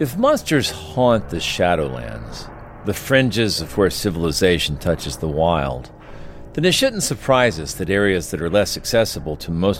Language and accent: English; Georgia, United States